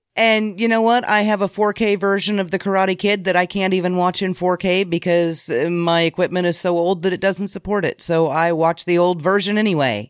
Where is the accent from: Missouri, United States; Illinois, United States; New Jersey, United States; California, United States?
Illinois, United States; I'm from Illinois, you know? I'm way closer to Saint Louis than I am to Chicago